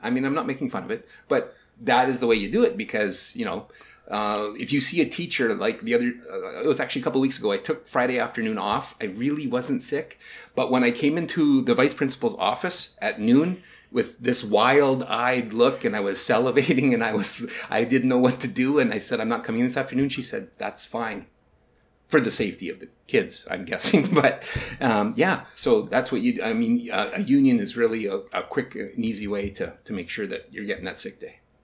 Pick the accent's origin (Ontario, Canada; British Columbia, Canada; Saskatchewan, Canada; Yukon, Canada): Saskatchewan, Canada; now in the Arctic, Canada; I moved up to the Arctic right now, but I'm from Saskatchewan